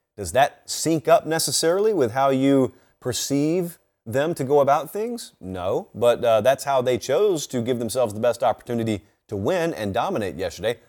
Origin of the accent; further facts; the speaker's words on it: West Central Georgia, United States; I grew up in West Central Georgia.